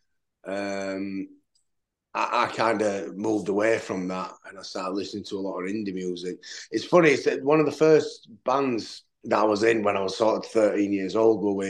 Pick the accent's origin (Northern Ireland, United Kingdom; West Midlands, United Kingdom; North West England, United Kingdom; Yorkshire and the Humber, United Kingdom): Yorkshire and the Humber, United Kingdom; also born or lived in Doncaster; I'm not from Sheffield. I'm from South Yorkshire, which is sort of, I mean, I'm about 25, 30 minutes from Sheffield.